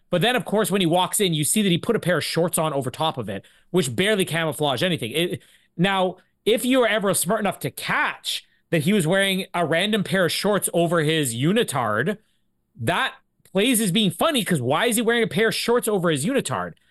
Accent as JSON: {"language": "English", "country": "Canada", "tie": "born or raised there", "said": "we're Canadian"}